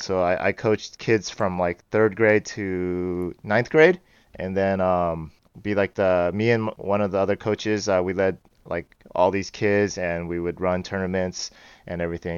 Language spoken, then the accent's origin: English; Bay Area, California, United States; I grew up in the Bay Area.